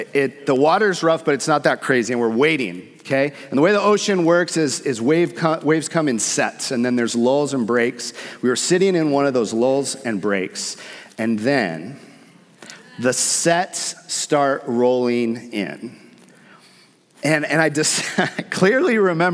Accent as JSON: {"language": "English", "town": "San Diego", "region": "California", "country": "United States", "tie": "born or raised there", "also_born_or_lived": "Hawaii", "said": "I grew up surfing in San Diego. I lived in Hawaii for a portion of my life"}